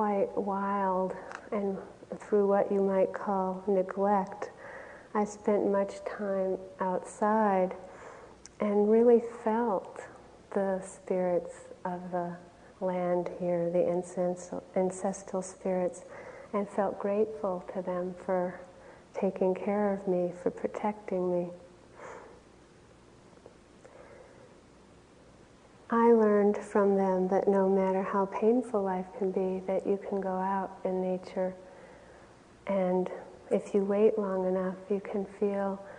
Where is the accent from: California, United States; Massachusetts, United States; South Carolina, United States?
Massachusetts, United States; Wayland; where I grew up in Wayland, Massachusetts